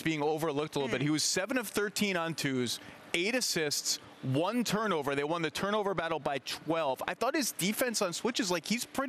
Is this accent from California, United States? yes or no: no; New York, United States; I'm a New Yorker